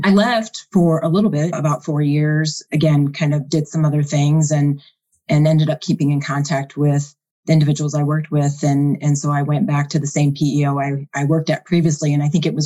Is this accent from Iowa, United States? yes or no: yes; Iowa, United States; I was born and raised in Iowa